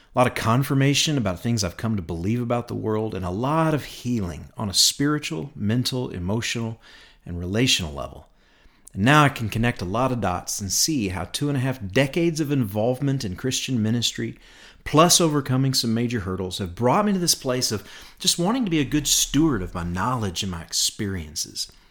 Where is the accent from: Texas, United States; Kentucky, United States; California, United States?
Kentucky, United States; Bowling Green; moved away as an adult; now in Rogers, Arkansas, United States; I grew up in Bowling Green, Kentucky